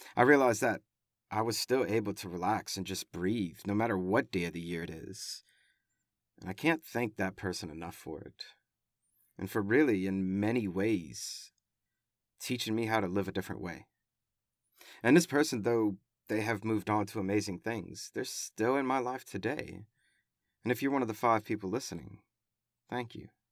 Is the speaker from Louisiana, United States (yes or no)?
yes; Louisiana, United States; I was born in Sault, Louisiana